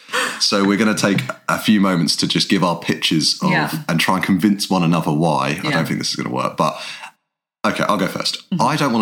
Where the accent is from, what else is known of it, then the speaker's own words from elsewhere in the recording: England, United Kingdom; But the problem is Kate's Irish and I'm English.